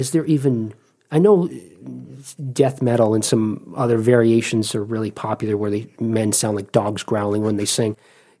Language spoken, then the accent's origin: English; East Coast, United States; now in Ohio, United States; I'm from the East Coast